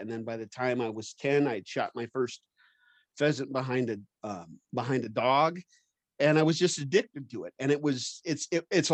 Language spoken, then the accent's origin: English; Iowa, United States; now in Wyoming, United States; I'm from Iowa originally, and I've been living in Wyoming for over 30 years